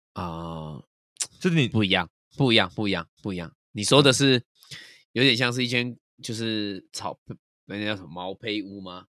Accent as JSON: {"language": "Chinese", "town": "Chiayi", "region": "Chiayi County", "country": "Taiwan", "said": "我南部人"}